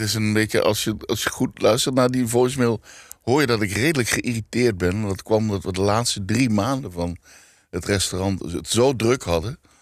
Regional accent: Limburg, Netherlands; moved away; ik kom uit Limburg

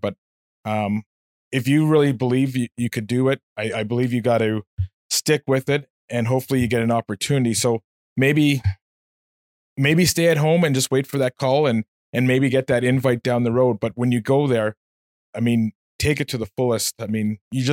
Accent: Nepean, Ontario, Canada; I grew up in Nepean

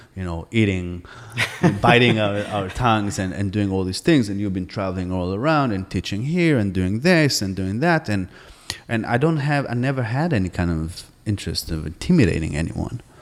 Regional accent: Jerusalem, Jerusalem District, Israel; moved away as an adult; also born or lived in New York / Boston; I grew up in Jerusalem

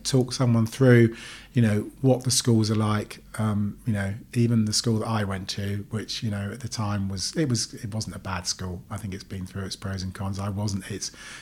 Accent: Ferndown, South West England, United Kingdom; also born or lived in Cyprus; I grew up in Ferndown, left school with little or no qualifications

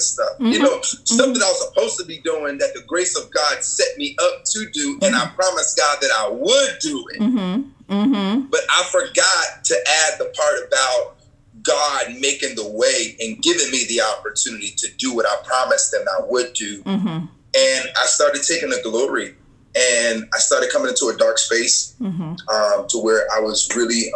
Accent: New Jersey, United States; born or raised there

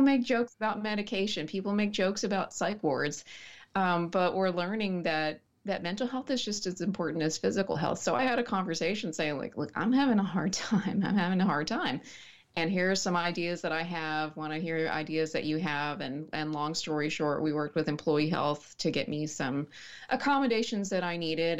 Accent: Snyder, Texas, United States; also born or lived in Dallas-Fort Worth Metroplex; I was born in the Dallas-Fort Worth Metroplex and then raised in a small town called Sm-, Snyder.

